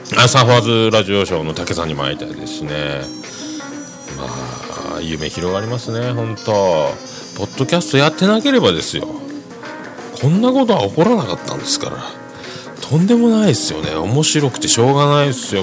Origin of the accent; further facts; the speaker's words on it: Fukuoka, Japan; accent: Hakata dialect; also born or lived in Nagasaki; 長崎からの小学校1年生の時にやってきたんで、まあ、ネイティブじゃないところもある